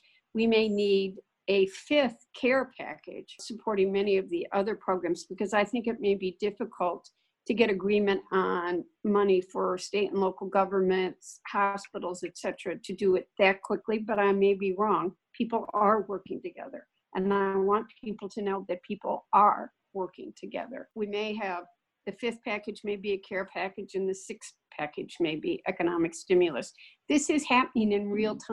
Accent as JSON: {"language": "English", "country": "United States", "said": "I'm an American."}